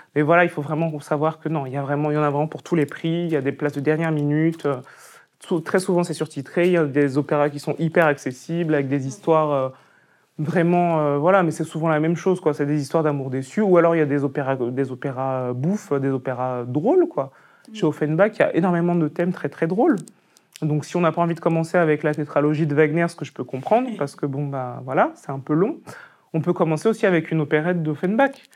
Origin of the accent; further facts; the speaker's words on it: Picardy, Hauts-de-France, France; je suis Picard, parce que c'est vrai. Moi, je suis né en Picardie, c'est mes parents qui, qui sont venus de Côte d'Ivoire et du Cameroun.